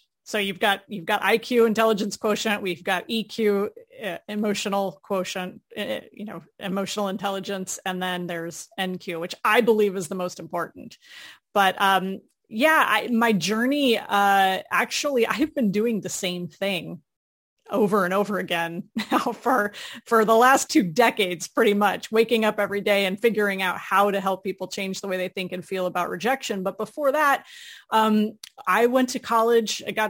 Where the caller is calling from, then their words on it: Orlando, Florida, United States; Right outside Orlando, Florida.